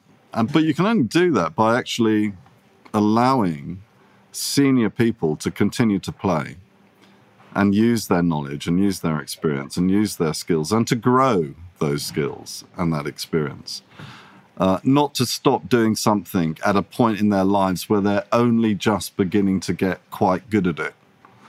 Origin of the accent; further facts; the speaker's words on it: England, United Kingdom; when I was growing up in England, working in London, the design business that I most admired was a company called Pentagram.